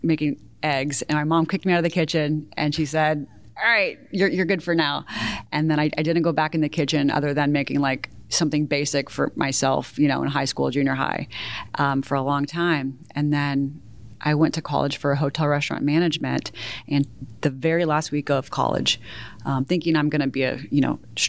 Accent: Houston, Texas, United States; moved away as an adult; also born or lived in Chicago / New York; now in Austin, United States; My parents divorced when I was 2, and I grew up in the Houston suburbs

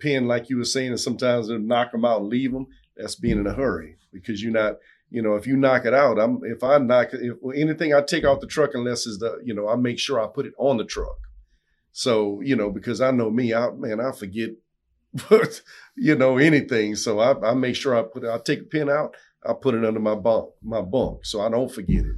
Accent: South Louisiana, United States; I'm from South Louisiana

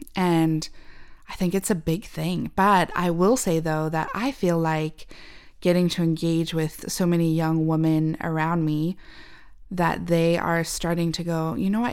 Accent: Zimbabwe; moved away; we're from Zimbabwe.

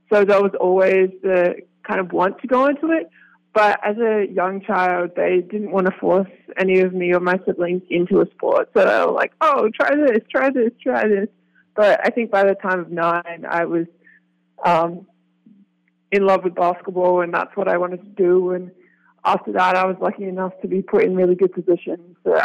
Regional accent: Adelaide, South Australia, Australia; also born or lived in Tasmania; Yeah, so I grew up mainly in South Australia, around Adelaide area.

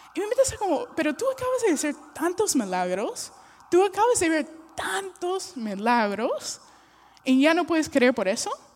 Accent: United States; Spanish is a second language; now in Peru; soy una gringa

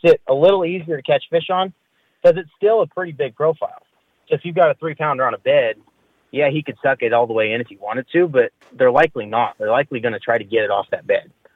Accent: Turlock, California, United States; I was born and raised in Turlock

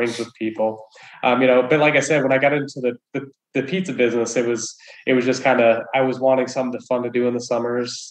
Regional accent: Wyoming, United States; I grew up in Wyoming of all places

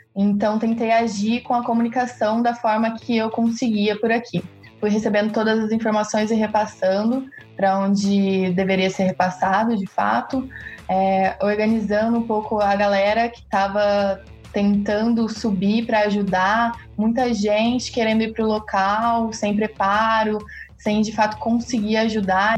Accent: Cruzeiro, São Paulo, Brazil; nasci né, em Cruzeiro, que é ali no pezinho da Serra da Mantiqueira, então eu sou uma das filhas da Mantiqueira

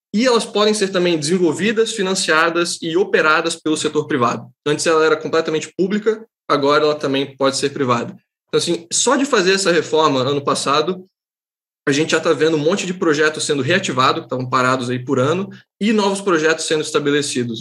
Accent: Santa Catarina, Brazil; eu sou catarinense

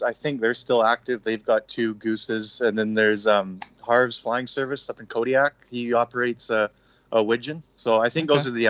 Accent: British Columbia, Canada; I'm from British Columbia

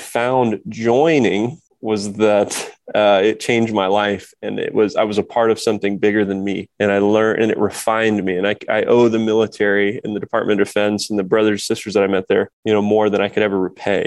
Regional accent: Kokomo, Indiana, United States; I grew up in the Midwest, it's a blue collar town called Kokomo, Indiana

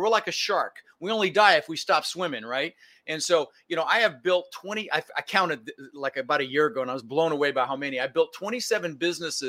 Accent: Denver, Colorado, United States; also born or lived in Netherlands; I was born in the Netherlands, Holland, you know, wooden shoes and windmills, and immigrated when I was 6 years old with my brother Albert, my mother's Vancha, and we ended up in Denver, Colorado

